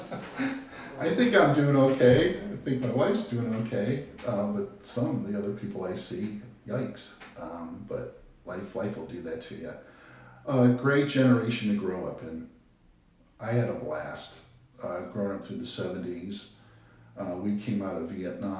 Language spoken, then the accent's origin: English; Avon Lake, Ohio, United States; also born or lived in Cleveland, Ohio; we lived on the east side of Cleveland, and we moved out of there when I was 8. And we moved to Avon Lake, which is up near Cleveland, about 20 miles west